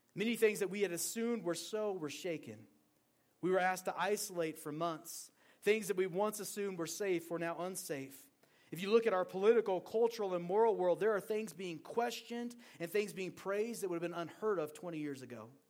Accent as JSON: {"language": "English", "town": "Portland", "region": "Oregon", "country": "United States", "tie": "born or raised there", "also_born_or_lived": "Montana", "moved": "as an adult", "lives_now": "Green River, Wyoming, United States", "said": "I grew up in Oregon, and growing up in Oregon, the rain doesn't stop anything"}